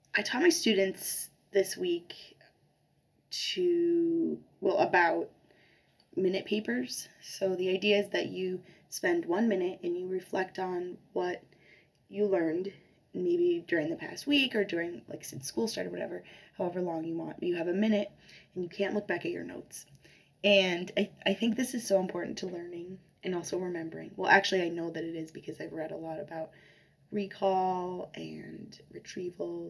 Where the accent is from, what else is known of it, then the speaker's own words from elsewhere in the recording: Chicago, Illinois, United States; moved away; I'm from Chicago originally